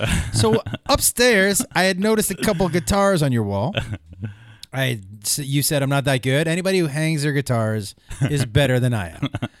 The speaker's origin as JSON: {"language": "English", "region": "East Coast", "country": "United States", "tie": "born or raised there", "said": "I grew up on the East Coast."}